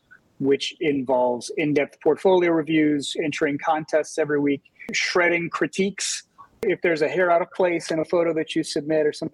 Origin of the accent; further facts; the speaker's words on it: Louisiana, United States; now in New Orleans, United States; Louisiana's home for me. I'm a big home, big supporter of my home state